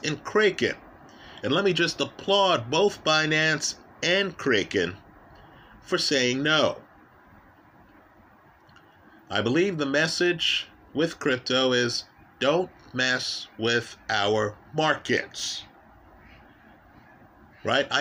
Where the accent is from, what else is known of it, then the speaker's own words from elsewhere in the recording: Jamaica; now in United States; I was born in Jamaica or that I'm an American citizen.